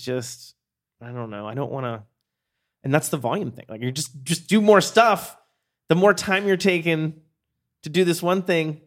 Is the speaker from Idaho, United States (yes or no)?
no; Pennsylvania, United States; moved away; I grew up in Pennsylvania